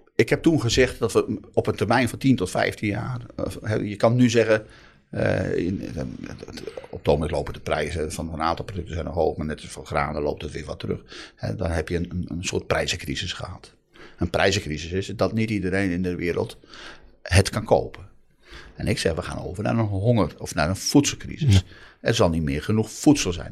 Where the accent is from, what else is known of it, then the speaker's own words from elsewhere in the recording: Noordoostpolder, Flevoland, Netherlands; ik kom uit de Noordoostpolder, elf dorpen